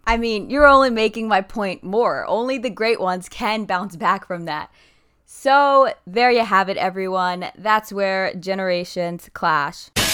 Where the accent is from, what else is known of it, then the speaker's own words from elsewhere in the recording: Ohio, United States; When I was a little girl growing up in Ohio